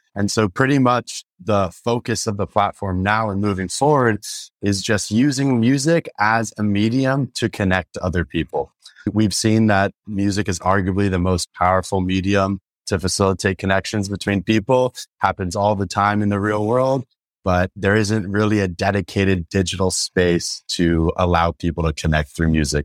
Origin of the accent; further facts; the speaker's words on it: San Francisco, California, United States; I grew up in San Francisco.